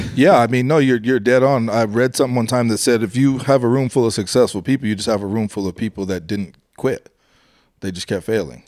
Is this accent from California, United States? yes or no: no; Colorado, United States; I'm from Colorado.